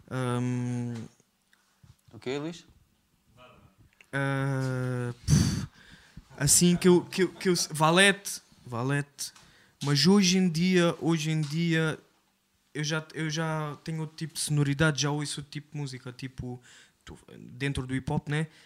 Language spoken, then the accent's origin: Portuguese; Quarteira, Algarve, Portugal; Sim, eu cresci, eu cresci em Corteira, yeah. Eu cresci em Quarteira, uh, minha mãe não é, não, é, não é portuguesa, mas eu cresci em Quarteira porque a minha mãe veio para, para Portugal muito cedo e sim, eu cresci num bairro social que é Checul